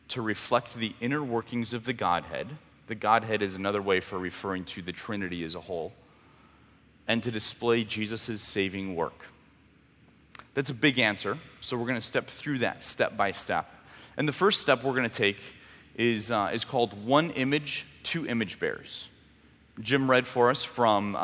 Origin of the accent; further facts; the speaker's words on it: Mexico; moved away; I grew up in Mexico